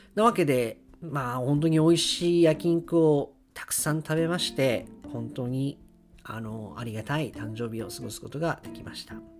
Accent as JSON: {"language": "Japanese", "region": "Akita", "country": "Japan", "tie": "born or raised there", "moved": "yes", "said": "小さい時から、秋田にいる時から"}